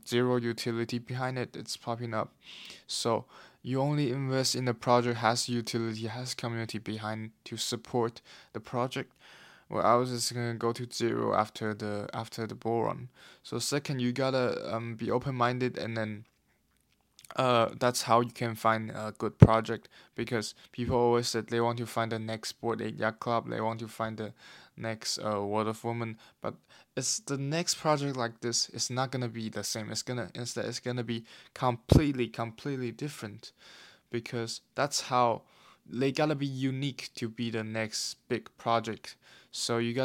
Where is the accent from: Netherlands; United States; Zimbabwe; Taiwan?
Taiwan; now in London, United Kingdom; I'm currently in London, but I'm from Taiwan originally